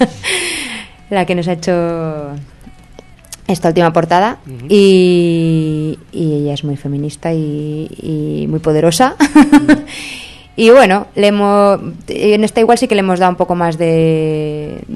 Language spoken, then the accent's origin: Spanish; Spain; moved away; mi pueblo de Erma, que yo soy de Erma, aunque ya no vivo allí hace años.